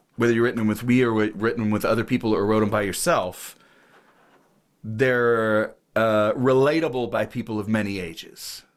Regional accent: Ohio, United States; I grew up in Ohio

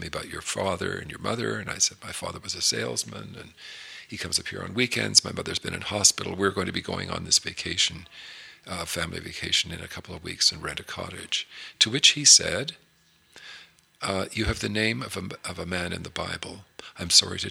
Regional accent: Toronto, Ontario, Canada; we grew up in Toronto

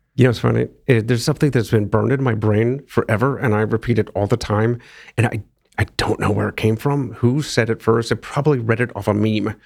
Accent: Akron, Ohio, United States; moved away; my hometown marathon, Akron

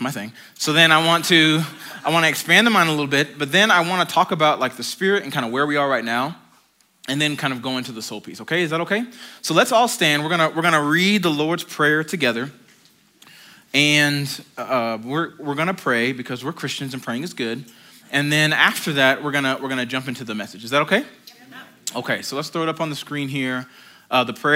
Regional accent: United States; moved away; I feel like I'm more Manitouan than I am American at this point

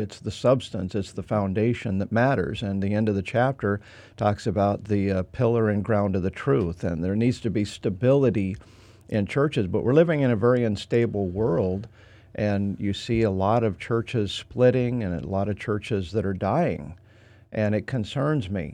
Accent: Idaho, United States; moved away as an adult; I'm from Idaho. I mean, I'm a different culture, and I speak different

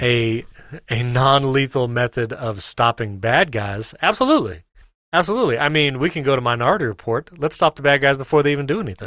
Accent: New York, United States; I grew up in New York.

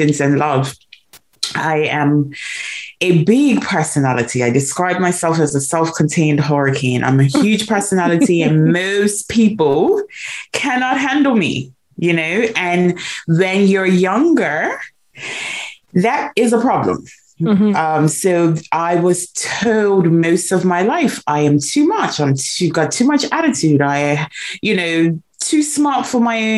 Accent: Bermuda; I was born in Bermuda, born and raised in Bermuda

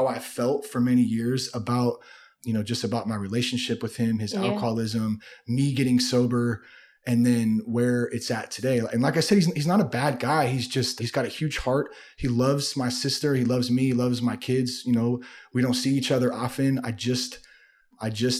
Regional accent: Vacaville, California, United States; also born or lived in Vallejo, California / Napa, California; I grew up in the Bay Area, Solano County. I was born in Vallejo and I have some family from Napa and lived in Napa a little bit when I was a kid. And then for the most part though, I grew up in Vacaville

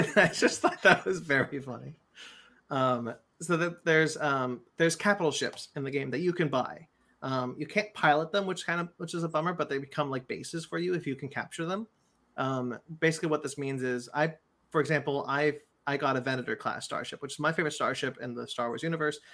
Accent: Monterey, California, United States; moved away; I've been up in, in my hometown, Monterey, where, um, where my, my, my father is

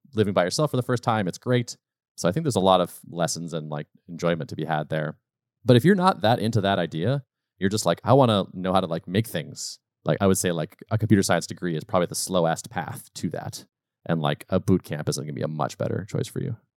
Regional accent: Western Massachusetts, United States; also born or lived in Colorado / North Carolina; I was born in Western Mass, lived there for a while, and moved to Colorado and North Carolina for sort of three or four year stints as I was when I was much younger, but mostly Massachusetts

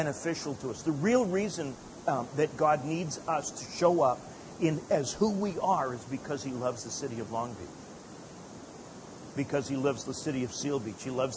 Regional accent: Calgary, Alberta, Canada; also born or lived in Edmonton, Alberta; I was born and raised in Calgary, moved up to Edmonton about 200 miles north to go to Bible college.

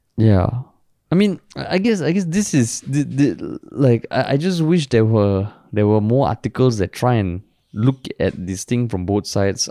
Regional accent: Singapore; I've never felt prouder as a Singaporean.

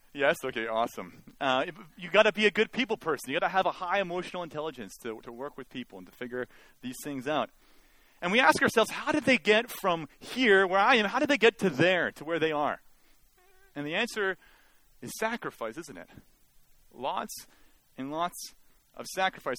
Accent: Mission, British Columbia, Canada; I actually like being from Mission. Uh, it's, uh, it was a good place to grow up in a lot of ways.

